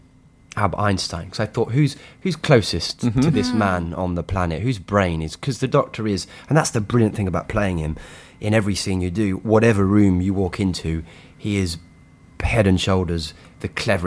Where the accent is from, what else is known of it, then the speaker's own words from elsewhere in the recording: United Kingdom; because I guess as a British person, you go, whoa, that's something that we made